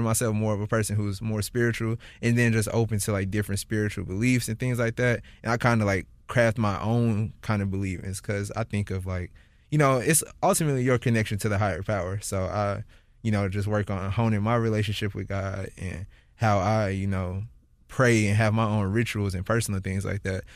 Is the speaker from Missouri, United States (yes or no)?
yes; St. Louis, Missouri, United States; moved away as an adult; now in San Francisco, United States; wanted to come back to Saint Louis for my, I think, the eight weeks that I'm here and just, like, experience as much of my hometown as I can